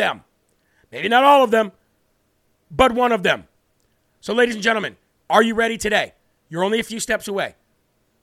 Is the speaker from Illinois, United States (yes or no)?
yes; Illinois, United States; Illinois, my home state where I was born